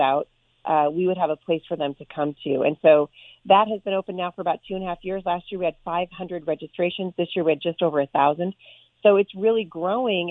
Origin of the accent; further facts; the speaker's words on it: Portland, Oregon, United States; also born or lived in Vancouver, Washington; I grew up in Portland, Oregon, and we live just about 15 minutes from Portland now.